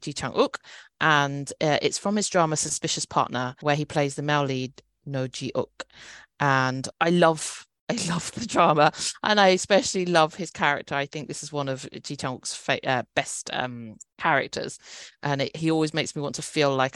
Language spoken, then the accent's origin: English; United Kingdom; a British-born Chinese